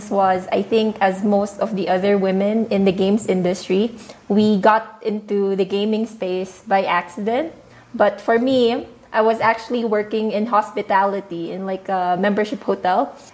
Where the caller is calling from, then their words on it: Shanghai, China; So I'm speaking from Shanghai. Right now is 9 p.m. for me.